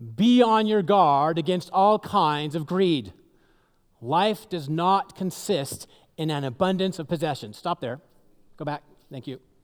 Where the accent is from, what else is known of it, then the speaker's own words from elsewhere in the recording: Seattle, Washington, United States; moved away; I grew up in the Seattle area